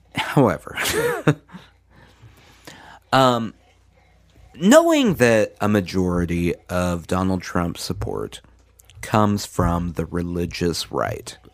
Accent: Midwest, United States; now in the South, United States; growing up in the Midwest

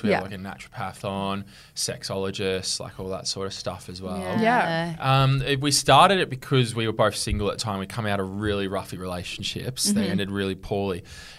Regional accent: Melbourne, Victoria, Australia; I was born in Melbourne.

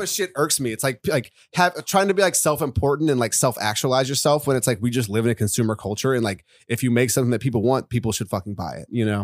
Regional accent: Charlottesville, Virginia, United States; moved away as an adult; now in New York, United States; I wanna move back to my hometown of Virginia

